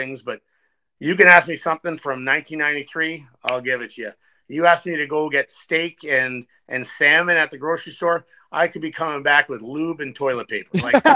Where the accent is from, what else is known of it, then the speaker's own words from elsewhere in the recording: Ottawa, Ontario, Canada; from Ottawa, Ontario